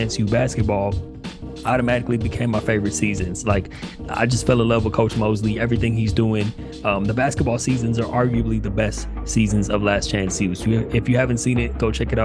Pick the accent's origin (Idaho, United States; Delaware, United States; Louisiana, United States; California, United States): California, United States; Upland; also born or lived in Pasadena, California / New York; grew up in Pasadena, you know, not too far away from ELAC. And ended up moving out to the IE, kind of in, you know, I grew up in Upland